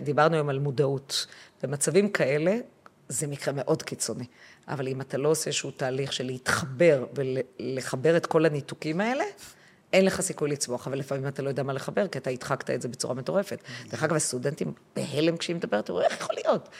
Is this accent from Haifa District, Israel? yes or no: yes; Haifa, Haifa District, Israel; אני הייתי אז כבר בת חמש, ואנחנו גרנו בחיפה